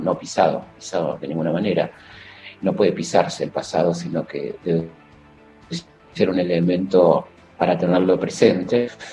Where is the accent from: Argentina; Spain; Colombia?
Argentina; como tantos argentinos, en el caso en la escuela secundaria